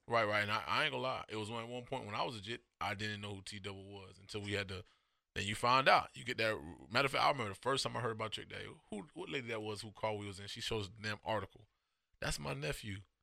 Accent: Miami, Florida, United States; I'm from Miami

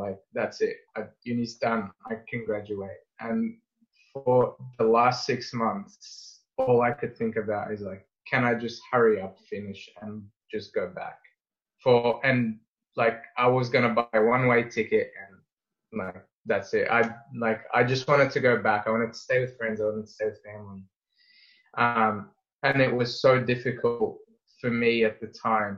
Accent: Egypt; now in Australia; I'm very deeply rooted to Egypt and my love for my home country and my family and friends over there.

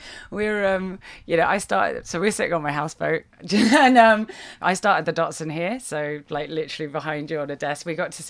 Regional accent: United Kingdom; moved away as an adult; also born or lived in Australia; now in London, United Kingdom; I used to live in Australia, so I'm British originally, but I was living out in Australia and we lived on the beach.

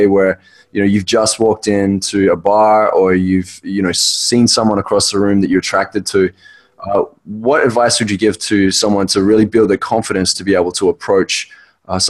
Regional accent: Australia; I'm Australian

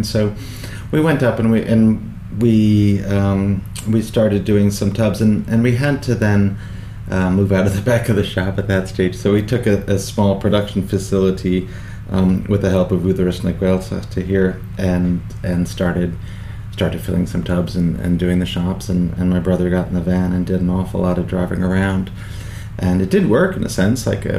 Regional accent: New York, United States; I grew up in New York with my family there. My father had emigrated over for work, and so I had Irish citizenship, but I went to school there.

